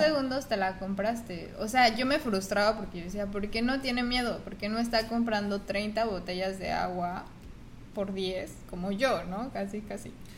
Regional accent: Mexico; moved away as an adult; now in United States; soy mexicana

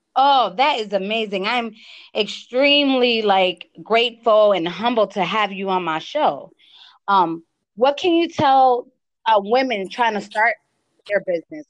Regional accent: Connecticut, United States; accent: East Coast; English is a second language; now in Las Vegas, United States; I know my accent, right? I'm from the East Coast. I'm from Connecticut.

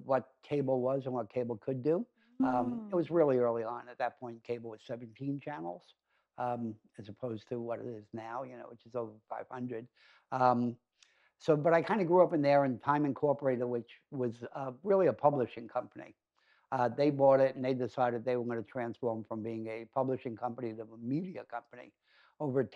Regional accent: New York City, New York, United States; I grew up in Brooklyn

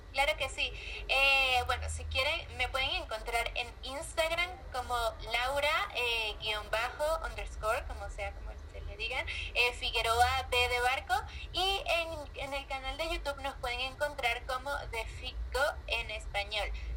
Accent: Venezuela; moved away as an adult; also born or lived in Colombia; now in Mexico; Yo soy venezolana, vivo desde hace tres años en México

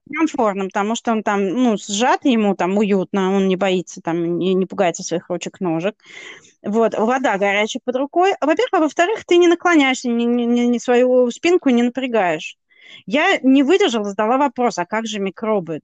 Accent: Russia; я из России

